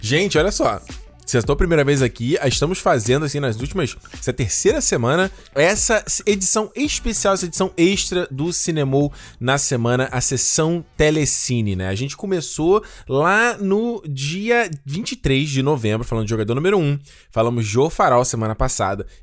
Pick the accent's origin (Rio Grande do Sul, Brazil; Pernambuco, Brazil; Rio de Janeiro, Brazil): Rio de Janeiro, Brazil; crescendo no Rio de Janeiro